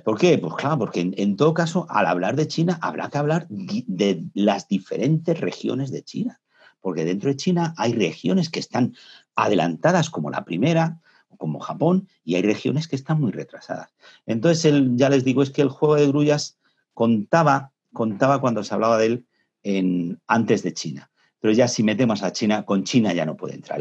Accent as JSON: {"language": "Spanish", "country": "Spain", "said": "nosotros en España"}